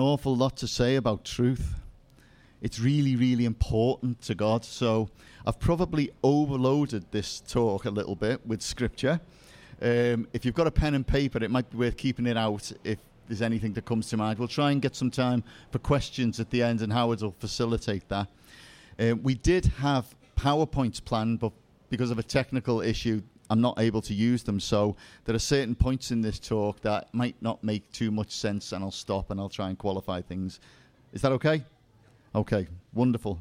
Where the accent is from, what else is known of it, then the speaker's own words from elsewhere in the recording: Liverpool, North West England, United Kingdom; now in South of England, United Kingdom; You may have noticed I have a slight dialect accent. I'm from Liverpool, which of course is the center of the universe. And actually I live in the south now